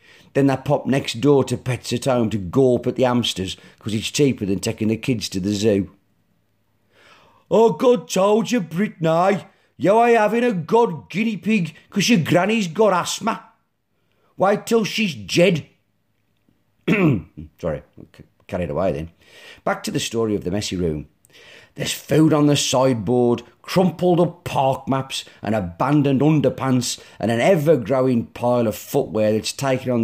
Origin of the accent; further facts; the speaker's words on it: Black Country, West Midlands, United Kingdom; accent: Black Country; my black country accent